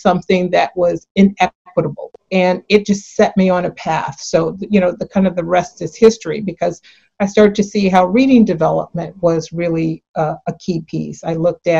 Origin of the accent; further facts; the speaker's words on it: San Francisco, California, United States; I grew up in San Francisco, born and raised here